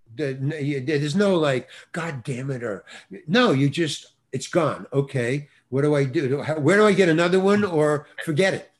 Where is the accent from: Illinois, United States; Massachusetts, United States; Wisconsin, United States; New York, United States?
New York, United States; moved away; I come from New York, obviously. I think you can tell by the way I talk.